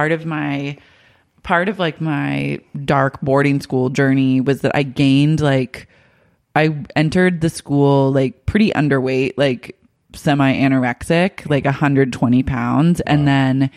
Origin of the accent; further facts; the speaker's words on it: Oklahoma, United States; moved away; I grew up like in Sooner country, so like everyone is obsessed with like football in Oklahoma